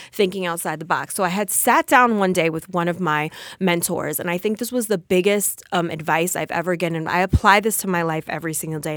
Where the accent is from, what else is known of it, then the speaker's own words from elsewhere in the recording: Passaic, New Jersey, United States; I am from Passaic, New Jersey